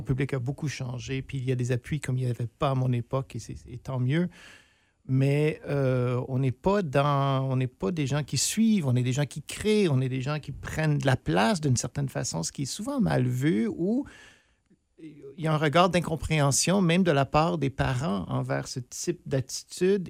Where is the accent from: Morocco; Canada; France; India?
Canada; near Sudbury, northern Ontario; je suis originaire du nord de l'Ontario, tout près de Sudbury